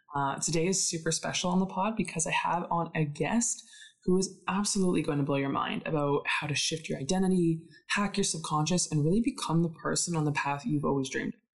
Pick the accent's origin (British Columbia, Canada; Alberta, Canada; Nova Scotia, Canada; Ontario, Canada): Alberta, Canada; Calgary; I am from Calgary